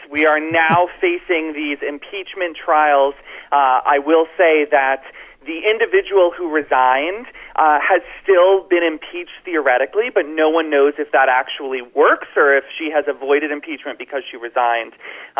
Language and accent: English; Florida, United States; in Florida, which is my home state.